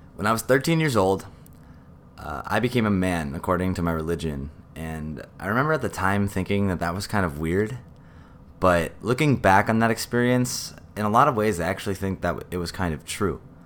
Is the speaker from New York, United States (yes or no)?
yes; New York City, New York, United States; I grew up in New York City.